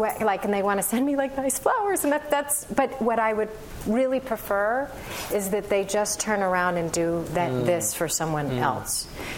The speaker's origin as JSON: {"language": "English", "town": "Berkeley", "region": "California", "country": "United States", "said": "Again, I'm from Berkeley, so you have to permit me."}